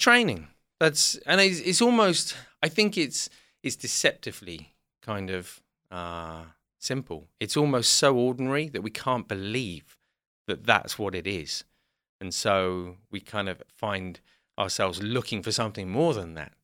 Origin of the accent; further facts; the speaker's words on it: South West England, United Kingdom; also born or lived in London; we grew up in the southwest of England